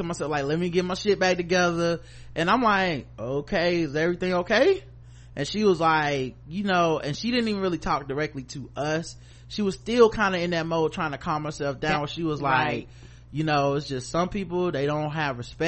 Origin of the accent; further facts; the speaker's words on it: the South, United States; I'm still from the South, I'm still was raised kind of chivalrous